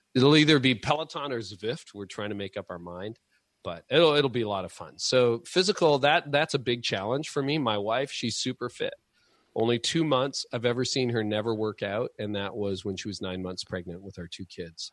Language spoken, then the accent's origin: English; Canada; being Canadian